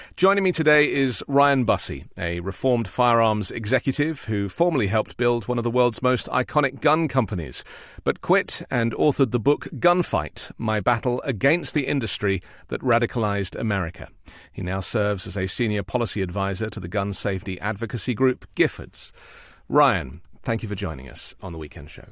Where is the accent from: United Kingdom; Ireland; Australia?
United Kingdom